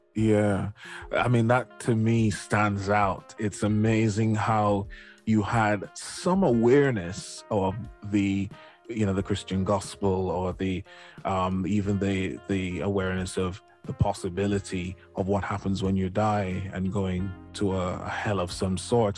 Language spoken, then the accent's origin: English; Jamaica; moved away; I grew up in Jamaica, I hadn't been to any other Caribbean island um, before I left Jamaica